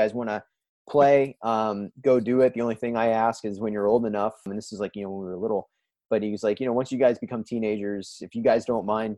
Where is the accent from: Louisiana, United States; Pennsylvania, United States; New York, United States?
Pennsylvania, United States; Johnstown; moved away; I grew up in Johnstown, Pennsylvania, which is about 60-65 miles to the east of Pittsburgh